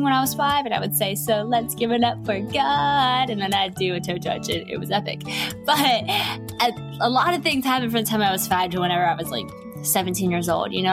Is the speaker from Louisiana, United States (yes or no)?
yes; West Monroe, Louisiana, United States; I'm from West Monroe, Louisiana